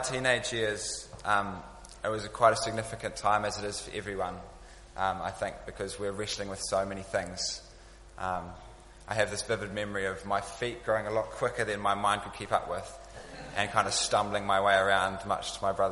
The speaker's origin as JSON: {"language": "English", "town": "Dunedin", "region": "Otago", "country": "New Zealand", "moved": "yes", "lives_now": "London, United Kingdom", "said": "I'm from Dunedin, and the closest city to us is Christchurch"}